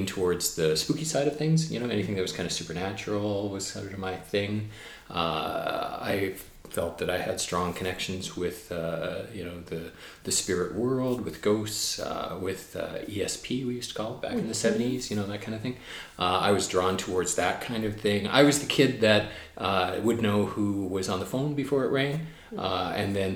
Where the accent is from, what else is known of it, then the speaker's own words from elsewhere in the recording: Burnaby, British Columbia, Canada; now in Victoria, Canada; I grew up in a suburb of Vancouver. I grew up in Burnaby.